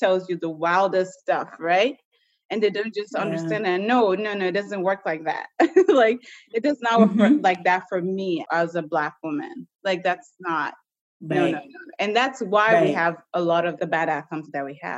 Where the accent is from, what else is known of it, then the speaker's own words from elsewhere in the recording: United States; also born or lived in Nigeria; growing up in the States, going to nursing school